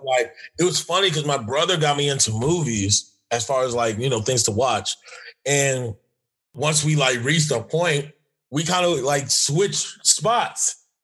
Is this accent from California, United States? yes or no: yes; Los Angeles, California, United States; I'm from Los Angeles